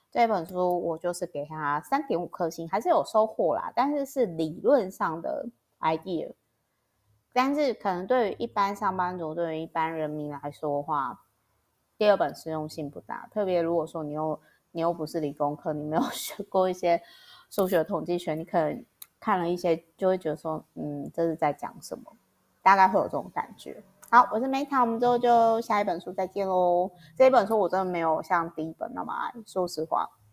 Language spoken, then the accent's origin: Chinese; Taiwan; 我光是出生在台湾，我就已经很感谢啦